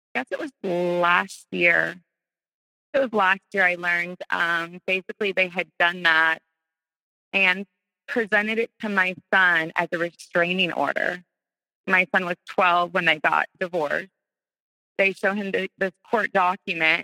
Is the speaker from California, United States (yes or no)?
no; North Carolina, United States; moved away as an adult; now in Florida, United States; We're all from North Carolina